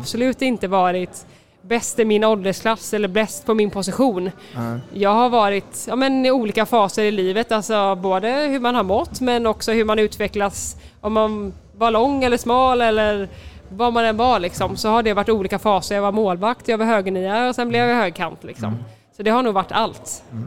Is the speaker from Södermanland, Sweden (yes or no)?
no; Partille, Västra Götaland, Sweden; moved away as an adult; also born or lived in Gothenburg / France; jag är född i Göteborg, på Östra sjukhuset, mm. Eh, uppvuxen i Partille